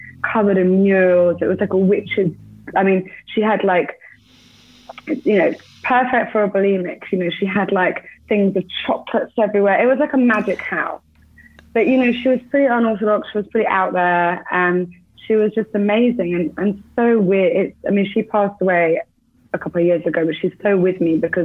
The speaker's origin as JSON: {"language": "English", "region": "England", "country": "United Kingdom", "tie": "born or raised there", "also_born_or_lived": "Bournemouth", "moved": "yes", "said": "I'm English. So I grew up in the UK."}